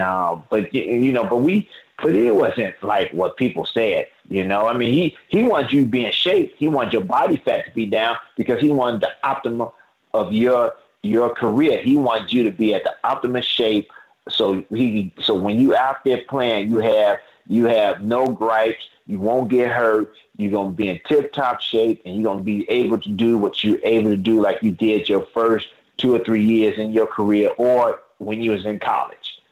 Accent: Chicago, Illinois, United States; I grew up that way in Chicago

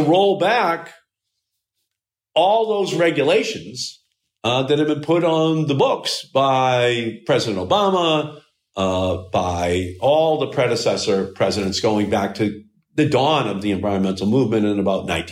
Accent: Malden, Massachusetts, United States; I still live in Malden. I still live in the same house that I grew up

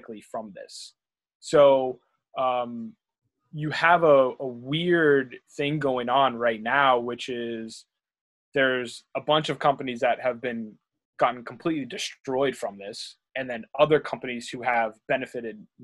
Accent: Pittsburgh, Pennsylvania, United States; I'm from Pittsburgh

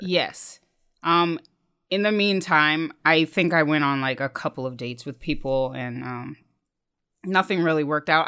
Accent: Dayton, Ohio, United States; now in New York, United States; stationed in the Air Force Base near my hometown in Dayton, Ohio

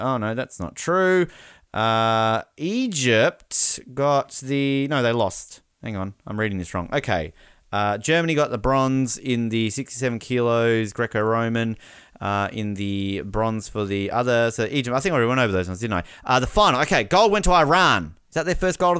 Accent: Australia; We're Australian.

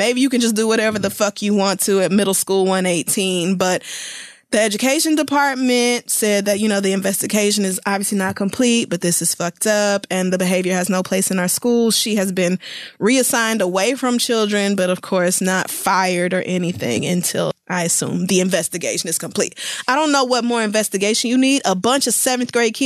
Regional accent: Oklahoma, United States; growing up in Oklahoma and going to majority white schools until high school

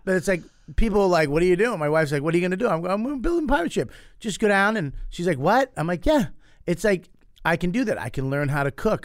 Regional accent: Boston, Massachusetts, United States; I grew up in Boston.

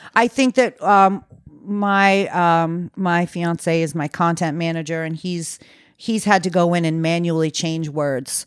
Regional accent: Maine, United States; moved away; I came back to Maine, which is my hometown

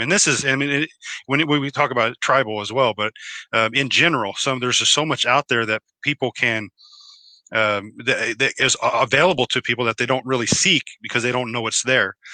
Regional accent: Oklahoma, United States; I was born in Oklahoma and I am a member of the uh, Choctaw tribe

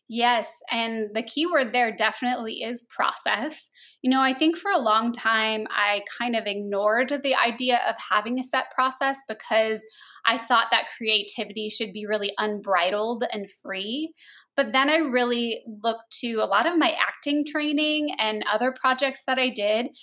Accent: Phoenix, Arizona, United States; also born or lived in Los Angeles; I grew up here in Phoenix

